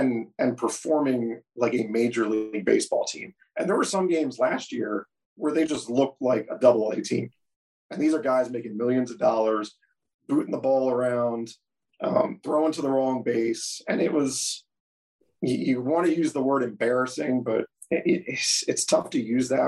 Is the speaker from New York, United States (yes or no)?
no; Baltimore, Maryland, United States; growing up around Baltimore and watching this team since I was like 6 years old